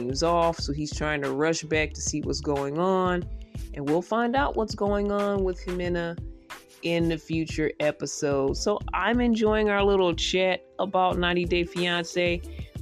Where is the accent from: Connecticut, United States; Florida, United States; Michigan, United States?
Michigan, United States; Detroit; I'm from Michigan as well, Detroit